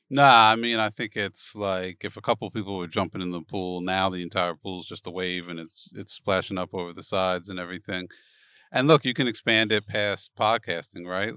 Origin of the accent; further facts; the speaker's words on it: Philadelphia, Pennsylvania, United States; moved away; I'm originally from Philadelphia